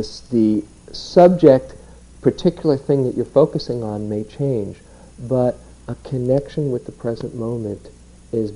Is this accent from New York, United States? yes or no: yes; New York, United States; I grew up in New York, where you kind of pride yourself how many balls you can keep up in the air